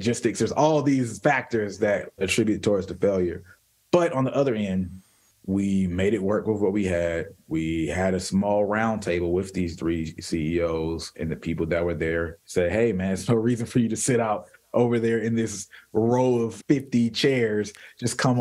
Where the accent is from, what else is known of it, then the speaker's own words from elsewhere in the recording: United States; we're all American